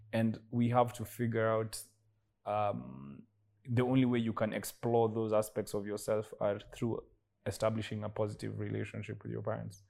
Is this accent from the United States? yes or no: no; Kenya; being Kenyan